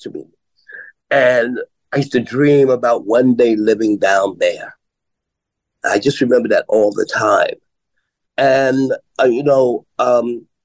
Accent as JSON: {"language": "English", "town": "New York City", "region": "New York", "country": "United States", "tie": "born or raised there", "said": "I was born and raised in Harlem, Harlem Hospital baby."}